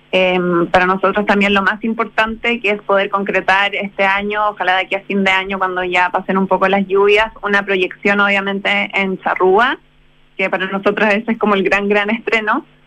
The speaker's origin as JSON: {"language": "Spanish", "town": "Concepción", "region": "Biobío", "country": "Chile", "said": "yo soy de Concepción"}